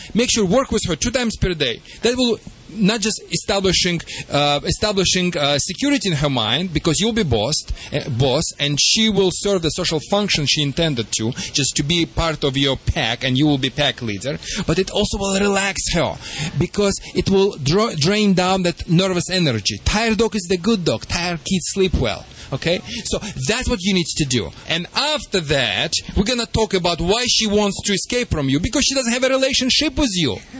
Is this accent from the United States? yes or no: no; Russia; English is a second language; I haven't heard that one, but okay, I'm from Russia anyway, so.